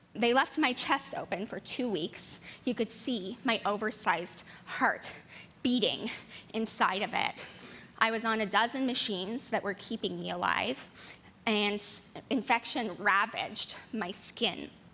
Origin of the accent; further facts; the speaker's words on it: Colorado, United States; moved away; also born or lived in Baltimore; I come from Colorado. It's a mile high, and I grew up there with my 10 brothers and sisters and two adoring parents